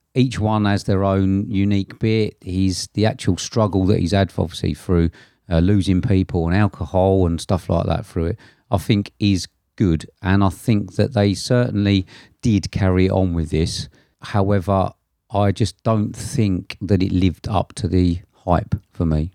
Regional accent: England, United Kingdom; being English

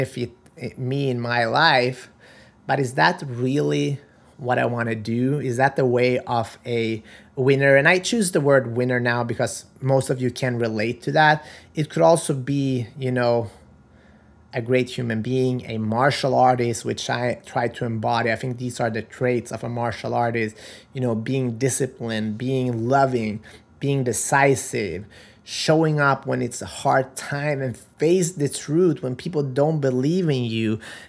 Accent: North Macedonia; English is a second language; And champion od život, I'm from original from Macedonia, and that means a winner in life.

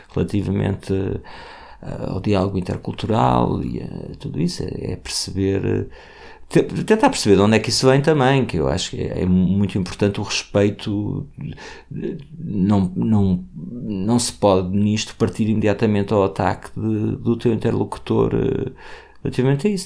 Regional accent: Portugal; enquanto portugueses

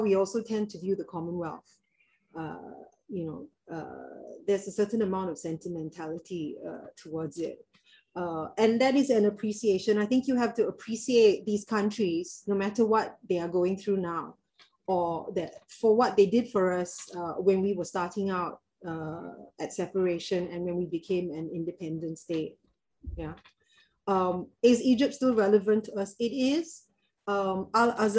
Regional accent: Singapore; As a Singaporean

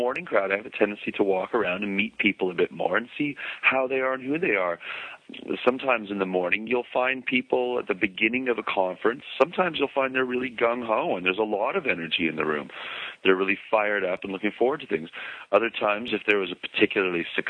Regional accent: Edmonton, Alberta, Canada; moved away; I was born in Edmonton, and I seem to have occasion to go back to Edmonton

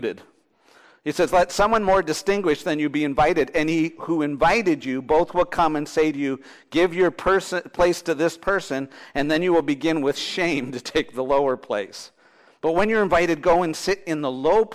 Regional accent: Thunder Bay, Ontario, Canada; I'm from Thunder Bay

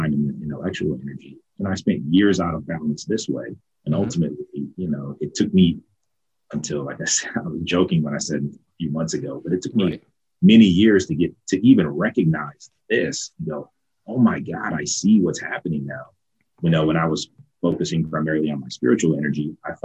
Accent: Ohio, United States; I grew up in Ohio

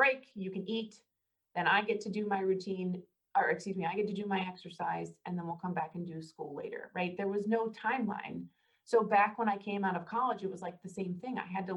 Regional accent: Northern Kentucky, United States; I'm actually a Northern Kentuckian. I was born in Kentucky

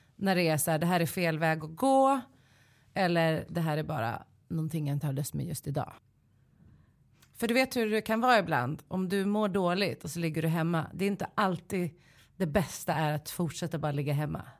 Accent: Stockholm, Stockholm County, Sweden; also born or lived in Solna; Jag är från Kista och Solna

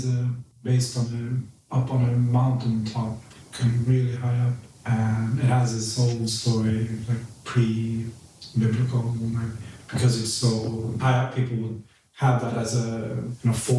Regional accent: Linköping, Östergötland, Sweden; moved away as an adult; also born or lived in Baghdad, Iraq / Berlin, Germany; now in Stockholm, Sweden; I lived in Berlin for four years, and then came back to Stockholm. So I was raised in Linköping, a smaller town, and moved from there when I was 19 to Stockholm.

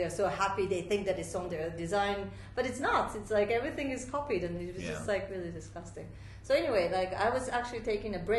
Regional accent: Tokyo, Japan; also born or lived in Switzerland / New York, United States / Italy; now in Amman, Jordan; I'm from Japan. I was born in Tokyo, but I studied in Switzerland. I went to university in New York

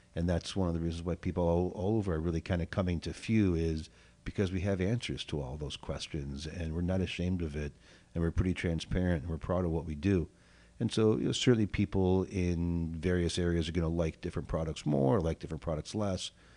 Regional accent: Southwest Michigan, United States; also born or lived in Oak Park, Illinois / California; now in Evanston, United States; I was born in Oak Park, but I grew up in Southwest Michigan, uh, lived in California for a hot minute, and then moved here in ninety-three

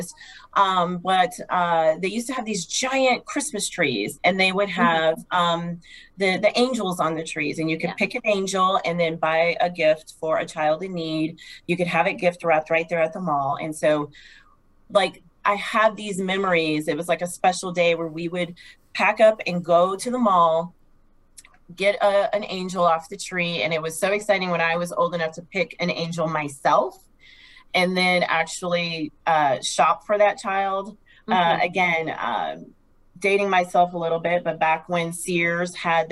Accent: Kansas, United States; moved away as an adult; also born or lived in New Jersey; now in Phoenix, United States; I grew up in this great state of Kansas

